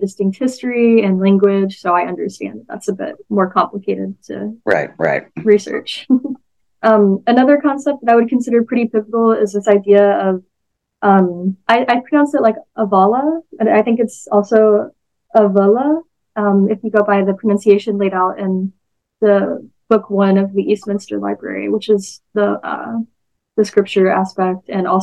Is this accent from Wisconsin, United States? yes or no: no; Texas, United States; I'm a Texan